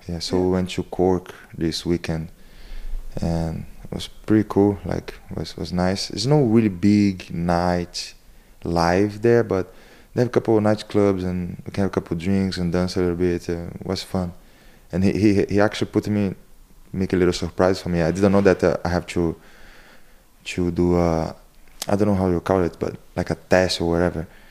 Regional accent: Rio de Janeiro, Brazil; English is a second language; moved away as an adult; now in Ireland; I'm come from Rio de Janeiro, and it's a very deep and hide city called Chingua.

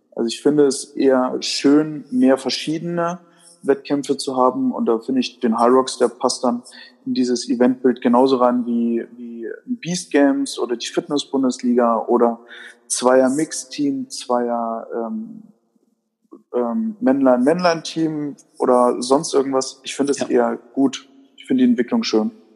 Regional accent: Würzburg, Bavaria, Germany; moved away; nachdem ich ja ursprünglich aus Würzburg komme, ist man da natürlich dann als Würzburger Urkind

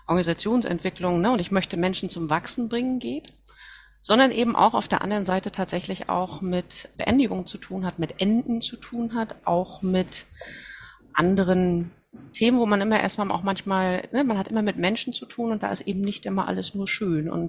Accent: Mecklenburg-Vorpommern, Germany; Ich bin Mecklenburgerin, komme von der Wismarischen Ostseeküste, 47 Jahre alt mittlerweile

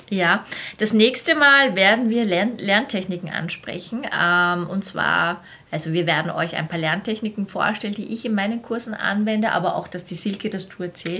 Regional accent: Vienna, Austria; born or raised there

